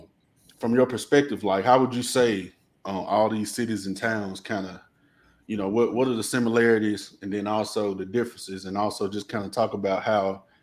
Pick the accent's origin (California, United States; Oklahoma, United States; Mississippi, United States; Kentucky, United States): Mississippi, United States; North; where we from, you know, you can catch a lot of flack for, you know, being from Coldwater or, you know, being from Senatobia